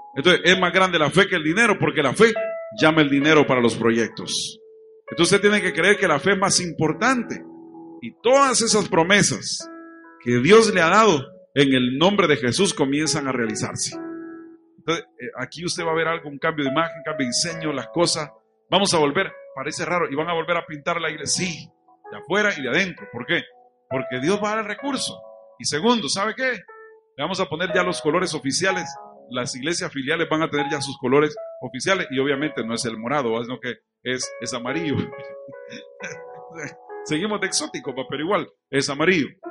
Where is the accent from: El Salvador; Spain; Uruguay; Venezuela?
El Salvador; Chalchuapa, Santa Ana; now in Santa Ana, El Salvador; Aquí es donde yo me crié